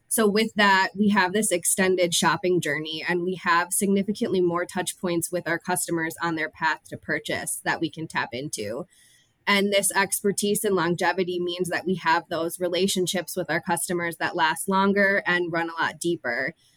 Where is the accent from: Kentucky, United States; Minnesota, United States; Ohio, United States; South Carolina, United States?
Minnesota, United States; I am born and raised in Minnesota